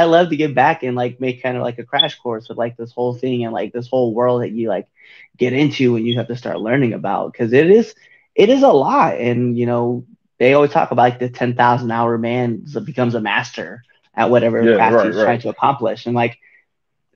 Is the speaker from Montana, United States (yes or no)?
no; Nebraska, United States; now in Baltimore, United States; I'm from Nebraska.